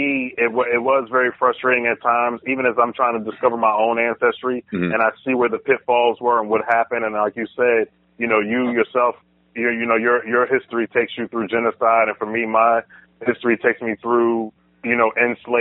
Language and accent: English; Philadelphia, Pennsylvania, United States; moved away as an adult; now in Los Angeles, United States; being born and raised in Philly